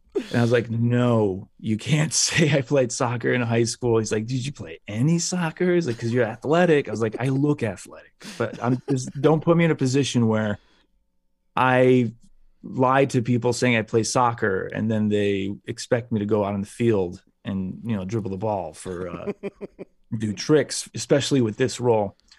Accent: United States; I'm an American

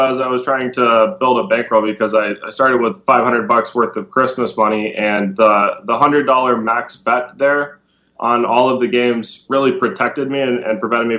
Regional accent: Minnesota, United States; moved away as an adult; now in Florida, United States; luckily I grew up in Minnesota

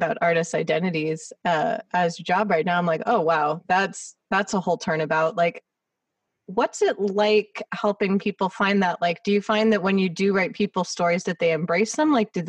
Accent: Los Angeles, California, United States; when I say I'm from LA, they're surprised because I guess being from LA, people already have assumptions about what you're going to be like.

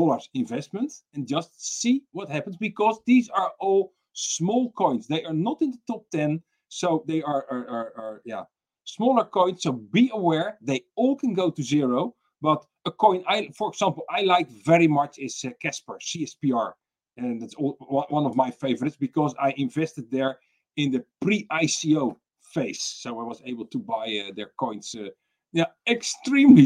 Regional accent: Netherlands; I'm from the Netherlands

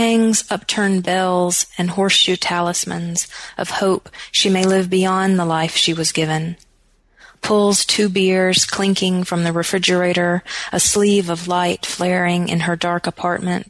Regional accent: Wytheville, Virginia, United States; moved away as an adult; now in Tennessee, United States; my hometown at all, which I do hope to do, of Wytheville, Virginia

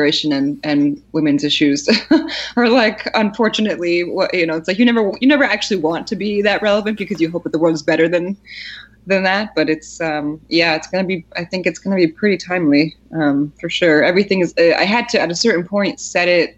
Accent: Poland; moved away; I was born in Poland, and most of my family is all there

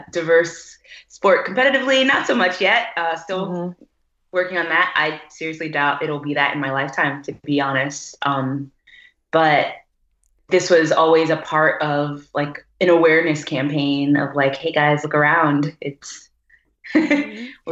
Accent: Atlanta, Georgia, United States; I'm just African American. That whole slavery thing. So Atlanta.

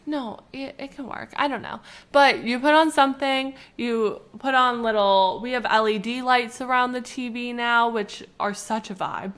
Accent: Canada; we're from Canada and it's snowy

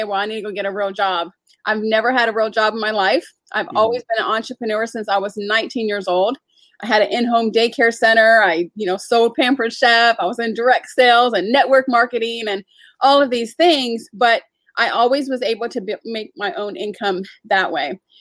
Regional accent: San Diego, California, United States; also born or lived in Atlanta, Georgia; now in Charlotte, United States; Obviously, I'm not from Charlotte. I'm originally from San Diego, you know, kind of did my thing in Atlanta

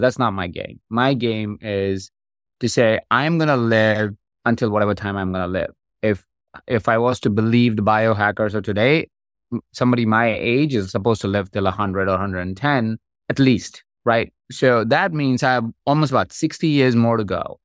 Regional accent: India; moved away; I grew up in India. That's where I, I'm from.

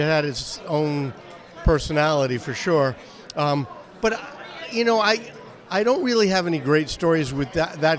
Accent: New York, United States; moved away as an adult; I grew up in New York

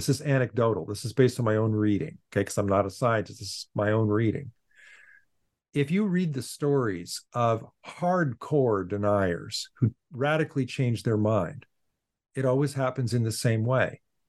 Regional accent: Boston, Massachusetts, United States; look, I'm a philosopher from Boston.

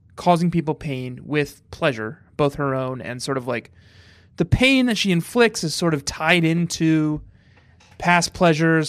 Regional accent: Colorado, United States; moved away; also born or lived in New York; growing up in Colorado

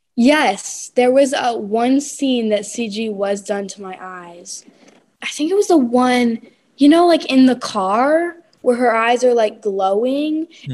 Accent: North Carolina, United States; I'm from North Carolina

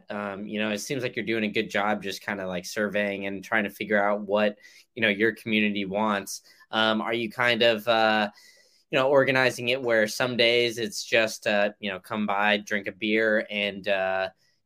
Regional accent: Texas, United States; now in Florida, United States; as a Texan and now in Florida

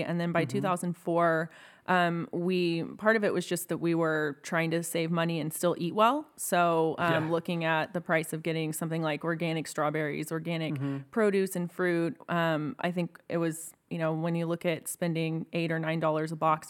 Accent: Houston, Texas, United States; also born or lived in Austin, Texas; I grew up in Houston.

